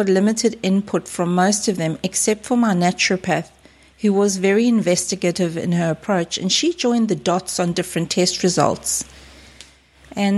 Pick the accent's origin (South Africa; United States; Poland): South Africa; moved away as an adult; now in Australia; I grew up and lived in South Africa until early 2001, when I migrated to Australia, this beautiful place that I now call home.